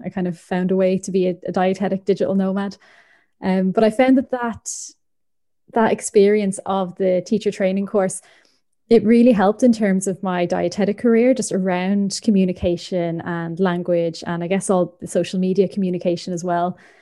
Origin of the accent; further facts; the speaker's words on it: Ireland; moved away; also born or lived in Northern Ireland; I'm from the Republic of Ireland